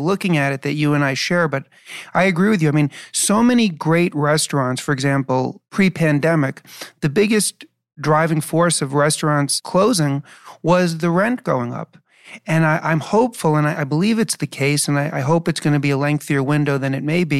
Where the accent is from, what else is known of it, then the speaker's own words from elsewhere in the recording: New York City, New York, United States; moved away as an adult; also born or lived in Chicago; now in New Jersey, United States; I was born and raised in New York City, so I really lived through, I was born in 1970, so I saw the transition from the 70s to the 80s. I lived in Chicago for a while when I came back